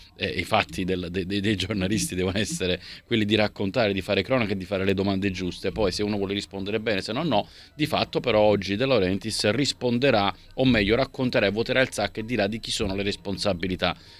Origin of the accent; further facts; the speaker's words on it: Naples, Campania, Italy; Io da napoletano